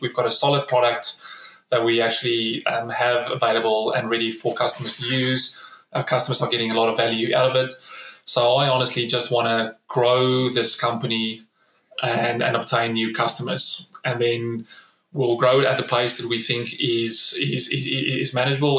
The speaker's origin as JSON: {"language": "English", "country": "South Africa", "tie": "born or raised there", "moved": "as an adult", "lives_now": "Australia", "said": "As a South African, I grew up in, in South Africa during the 90s"}